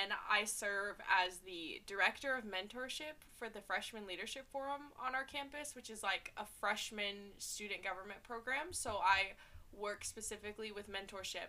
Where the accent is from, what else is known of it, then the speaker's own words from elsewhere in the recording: Little Rock, Arkansas, United States; I'm from Little Rock, Arkansas.